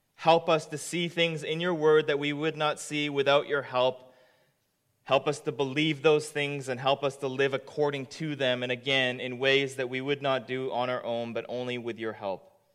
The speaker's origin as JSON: {"language": "English", "country": "Japan", "moved": "yes", "lives_now": "Canada", "said": "I am from Japan, but I'm a proud Canadian"}